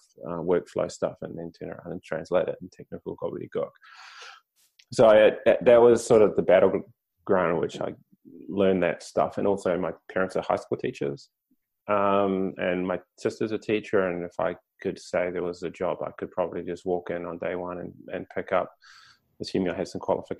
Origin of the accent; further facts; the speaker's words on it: Te Puke, Bay of Plenty, New Zealand; moved away as an adult; also born or lived in Japan; Originally, I grew up in Te Puke, I moved to Japan.